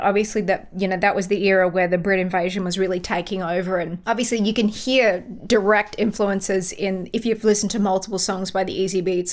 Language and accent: English; Melbourne, Victoria, Australia; moved away as an adult; now in United States; I'm from Melbourne